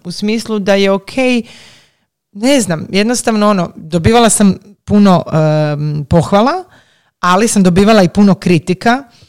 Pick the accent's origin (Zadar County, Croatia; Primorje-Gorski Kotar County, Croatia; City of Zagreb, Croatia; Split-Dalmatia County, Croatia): City of Zagreb, Croatia; Zagreb; kod nas u Zagrebu